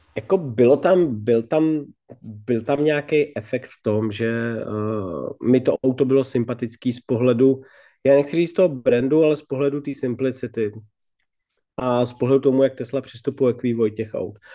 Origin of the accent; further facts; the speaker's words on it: Bohemia, Czechia; vyrostl jsem v Čechách